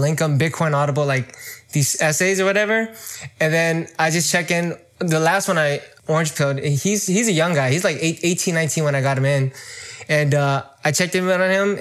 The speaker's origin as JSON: {"language": "English", "area": "Bay Area", "region": "California", "country": "United States", "tie": "born or raised there", "said": "I'm from the Bay Area in California. I was born and raised here"}